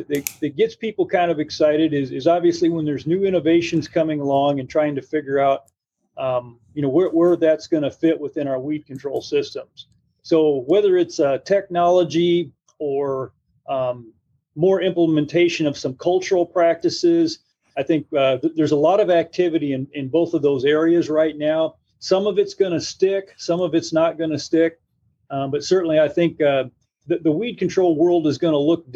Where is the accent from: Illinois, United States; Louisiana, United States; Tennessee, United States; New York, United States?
Illinois, United States; northwest; moved away as an adult; also born or lived in Arkansas / Iowa / Missouri; now in West Lafayette, United States; I grew up in the Midwest. I'm originally from the northwest part of Illinois